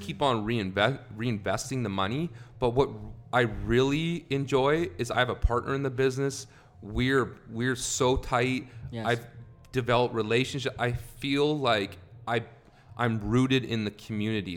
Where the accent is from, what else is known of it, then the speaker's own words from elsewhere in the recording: Canada; moved away as an adult; also born or lived in Carson City, Nevada / California; now in United States; originally, I'm from Canada. I've lived in the States now for about 12 years